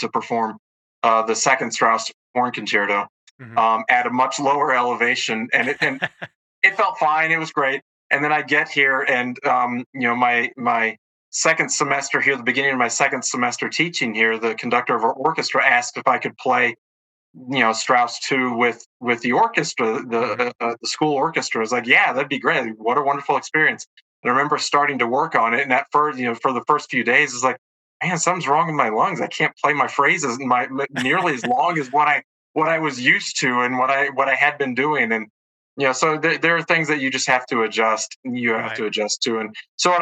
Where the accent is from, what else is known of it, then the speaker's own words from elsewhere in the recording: Alabama, United States; moved away as an adult; now in Colorado, United States; I come from Alabama, grew up there and went to school there